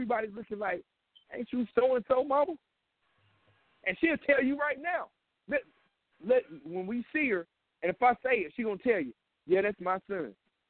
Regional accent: Kansas, United States; I know this for a fact. I'm from Kansas.

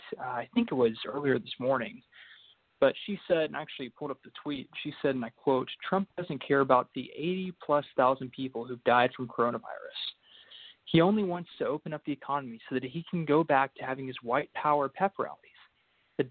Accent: Dallas, Texas, United States; I'm from Dallas, Texas.

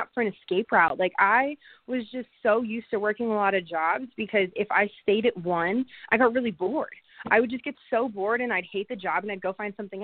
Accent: Pittsburgh, Pennsylvania, United States; moved away; also born or lived in Las Vegas; I'm from Pittsburgh.

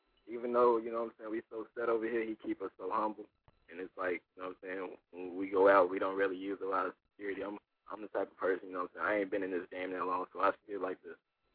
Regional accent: Chicago, Illinois, United States; I'm from Chicago. Born and raised, still here.

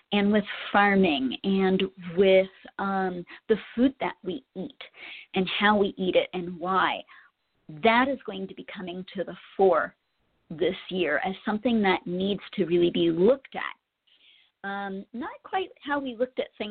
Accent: Colorado, United States; my home state

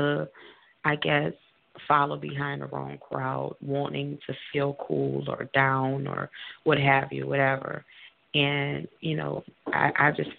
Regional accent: New Orleans, Louisiana, United States; moved away as an adult; also born or lived in South Carolina; now in Baton Rouge, United States; I'm originally from New Orleans, Louisiana. I was displaced during Hurricane Katrina

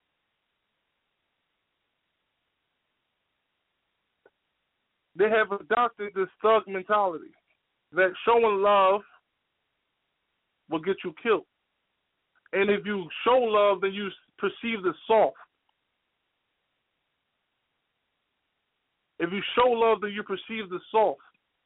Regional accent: United States; as a Muslim growing up in America

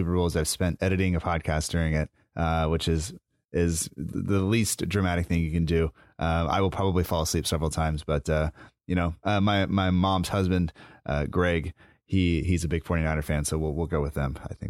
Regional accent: California, United States; I'm from California.

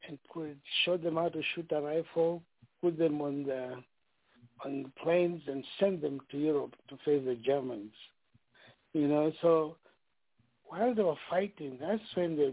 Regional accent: Kenya; I grew up in Kenya when Mzee Jomo Kenyatta, that's the name that is very famous with Kenya, was president.

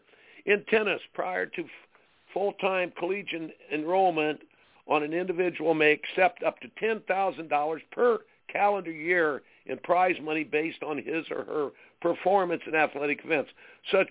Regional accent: Indiana, United States; I grew up in Indiana

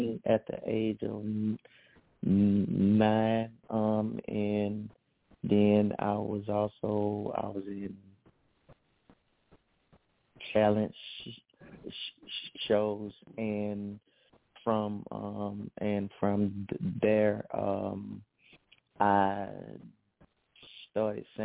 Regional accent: Hattiesburg, Mississippi, United States; I'm from Hattiesburg, Mississippi, and I sing R&B, neo soul, and a little bit of southern soul

